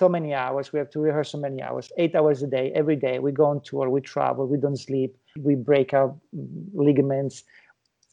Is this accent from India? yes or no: no; Italy; moved away; my home country, which is Italy.